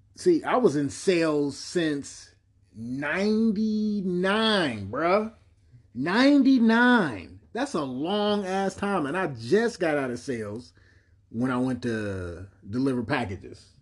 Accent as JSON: {"language": "English", "town": "Cleveland", "region": "Ohio", "country": "United States", "tie": "born or raised there", "also_born_or_lived": "Bedford Heights, Ohio", "said": "I remember a lot about growing up on Kinsman, man, on one hundred forty-six"}